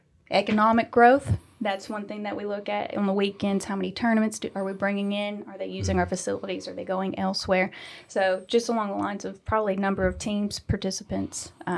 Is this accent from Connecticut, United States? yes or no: no; Cartersville, Georgia, United States; I grew up in Cartersville, went to college at Jacksonville State University.